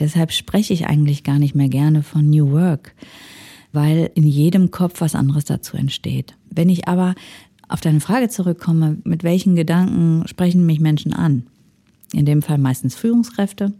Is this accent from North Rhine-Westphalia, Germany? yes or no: yes; Ruhr area, North Rhine-Westphalia, Germany; moved away as an adult; now in Switzerland; ich komme aus dem Ruhrgebiet und bin so sozialisiert